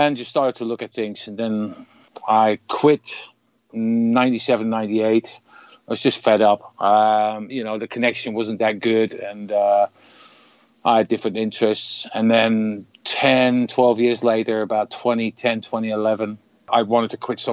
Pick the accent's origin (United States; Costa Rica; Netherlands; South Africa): Netherlands; I'm from the Netherlands, so in Holland